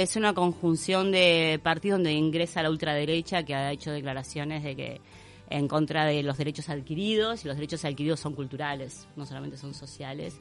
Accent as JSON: {"language": "Spanish", "country": "Uruguay", "said": "como uruguayos"}